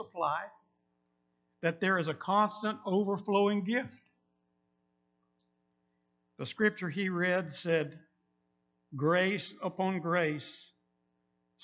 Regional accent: Lake Charles, Louisiana, United States; I grew up in Lake Charles

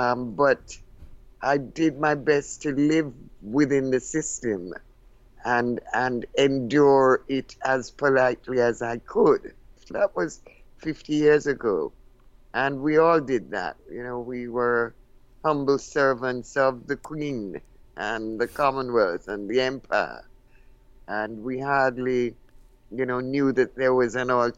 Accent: Jamaica; moved away as an adult; also born or lived in United Kingdom; Well, I came from Jamaica, where we had been brought up in a tradition that being black was to be second class and inferior.

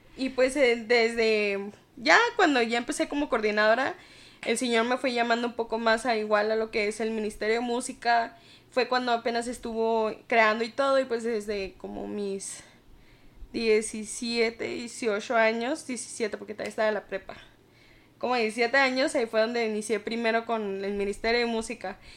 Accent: Ciudad Juárez, Chihuahua, Mexico; moved away as an adult; also born or lived in El Paso, Texas / Mexicali; now in Torreón, Mexico; yo nací en El Paso, Texas, pero viví en Ciudad Juárez, Chihuahua.

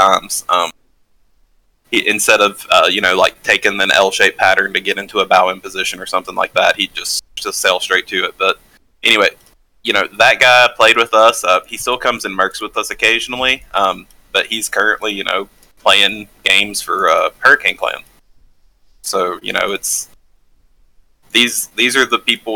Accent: the South, United States; Growing up in the South, growing up somewhat economically disadvantaged as a kid

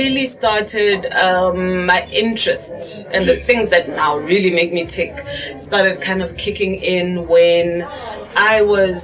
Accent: Pietermaritzburg, KwaZulu-Natal, South Africa; also born or lived in Pimville, Soweto, Gauteng; coming from here and, you know, growing up in Pietermaritzburg, predominantly from my childhood

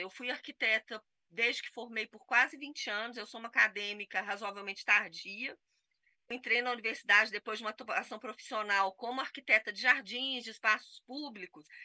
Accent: Itabira, Minas Gerais, Brazil; born or raised there

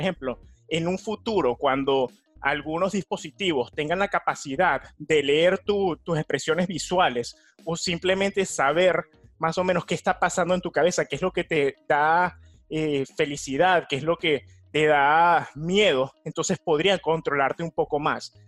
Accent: Venezuela; now in New York, United States; de Venezuela

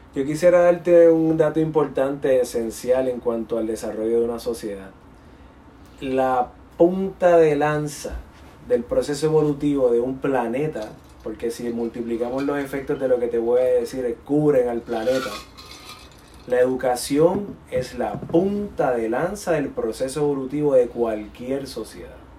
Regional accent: Dominican Republic; also born or lived in Puerto Rico; now in United States; mi experiencia como inmigrante dominicano, viviendo en Puerto Rico, luego en Estados Unidos

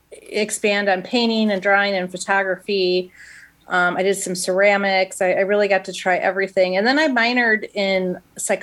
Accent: Schererville, Indiana, United States; I am from Schererville, Indiana, and born and raised

